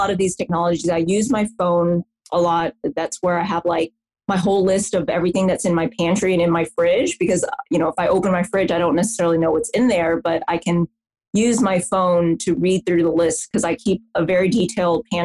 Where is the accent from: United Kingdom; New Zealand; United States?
United States; the South; I'm from the South in the US